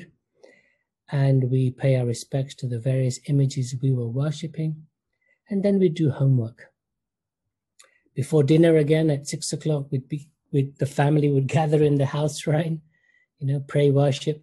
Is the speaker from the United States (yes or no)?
no; United Kingdom; growing up in the United Kingdom, my family, I can say, was classical Orthodox Hindu.